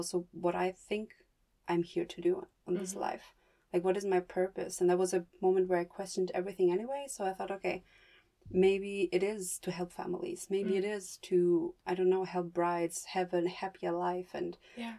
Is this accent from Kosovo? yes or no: yes; Kosovo; now in Germany; I'm from Kosovo.